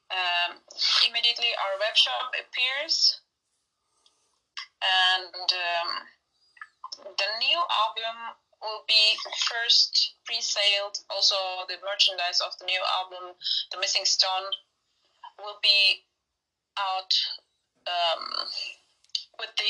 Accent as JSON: {"language": "English", "country": "Turkey", "tie": "born or raised there", "said": "Yeah, I was born in Turkey."}